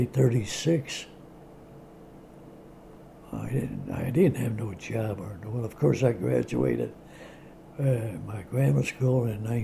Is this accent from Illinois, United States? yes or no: yes; Chicago, Illinois, United States; I was born in Bridgeport, which was about 2 miles, about 2.5 miles from Comiskey Park